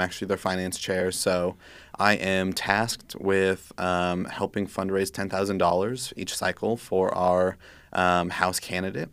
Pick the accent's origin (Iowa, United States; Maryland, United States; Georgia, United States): Iowa, United States; Sigourney; also born or lived in Des Moines, Iowa; I'm from Sigourney, a small town in southeast Iowa, about two thousand, um, residents